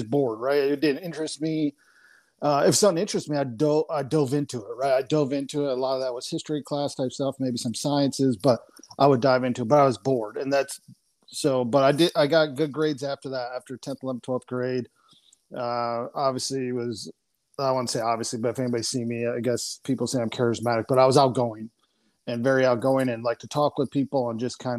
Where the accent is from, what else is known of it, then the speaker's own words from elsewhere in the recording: Wayland, New York, United States; I grew up in upstate New York, a little two-stoplight town